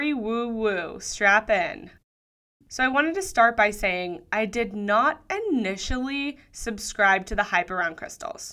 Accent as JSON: {"language": "English", "town": "Sydney", "region": "New South Wales", "country": "Australia", "tie": "born or raised there", "also_born_or_lived": "Denver, Colorado", "moved": "as an adult", "said": "I've made the move from Denver, Colorado to my hometown of Sydney, Australia."}